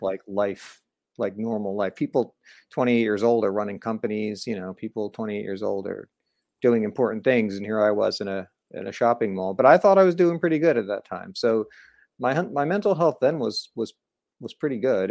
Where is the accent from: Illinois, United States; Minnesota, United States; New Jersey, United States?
New Jersey, United States; moved away as an adult; also born or lived in Orlando, Florida; I grew up in New Jersey, pretty close to New York City